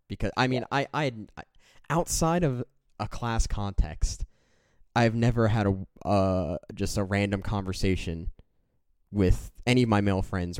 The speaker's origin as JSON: {"language": "English", "country": "Canada", "said": "being Canadian"}